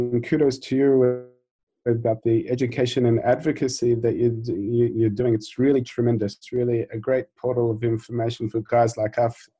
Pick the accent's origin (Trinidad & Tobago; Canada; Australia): Australia; which growing up in Australia, I never thought I would end up in the diamond industry.